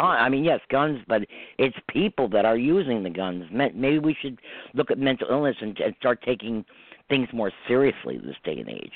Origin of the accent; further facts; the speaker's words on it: New York, United States; I'm from New York. No, I'm not in the city. I'm not in the heart of New York. I'm in the right. country part